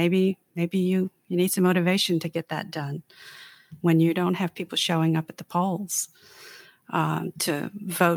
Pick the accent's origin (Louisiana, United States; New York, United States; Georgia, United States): Louisiana, United States; I'm also from Louisiana